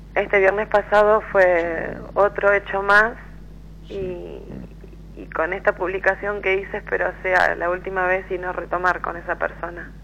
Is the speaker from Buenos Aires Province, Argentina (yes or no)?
yes; Quilmes, Buenos Aires Province, Argentina; De Quilmes.